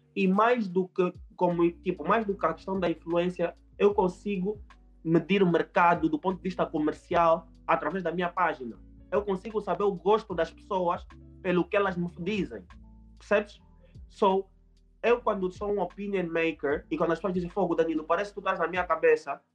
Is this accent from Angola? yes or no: yes; Angola; eu falo português, eu sou angolano